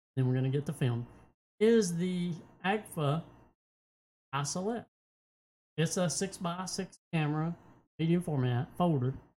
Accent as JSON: {"language": "English", "country": "United States", "said": "I love my country. I am an American"}